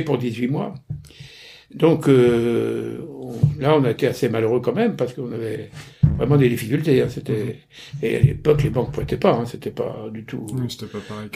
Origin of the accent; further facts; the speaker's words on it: Normandy, France; je suis normand, euh, j'ai fait mes études euh, en Normandie, pont de Mer, Bernay